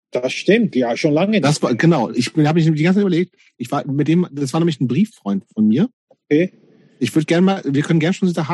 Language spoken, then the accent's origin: German; Lower Saxony, Germany; in der Kleinstadt in Niedersachsen, wo ich groß geworden bin.